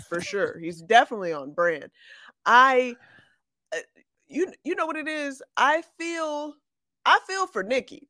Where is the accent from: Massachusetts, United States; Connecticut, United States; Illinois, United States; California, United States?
Illinois, United States; Chicago; I'm from Chicago